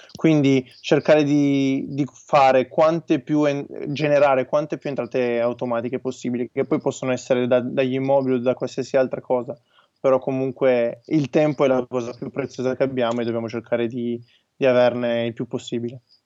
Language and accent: Italian; Turin, Piedmont, Italy; noi siamo di Torino